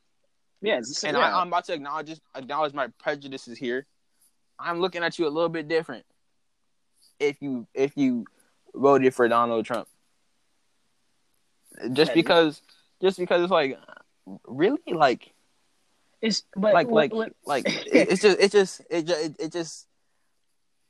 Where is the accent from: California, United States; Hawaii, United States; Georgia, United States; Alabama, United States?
California, United States; also born or lived in North Carolina; I'm from California. My mom's from California. My mom was born here